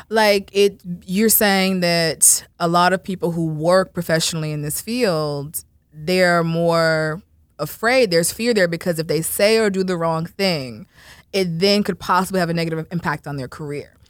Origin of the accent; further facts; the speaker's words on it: Florida, United States; I'm from Florida